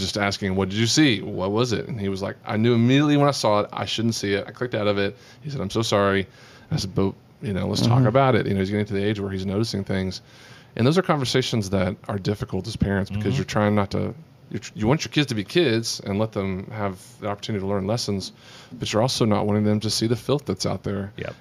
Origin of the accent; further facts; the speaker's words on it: Amarillo, Texas, United States; the thing about being from Texas, uh, you know I don't really have a Texas accent. Because I'm, from- I'm from Amarillo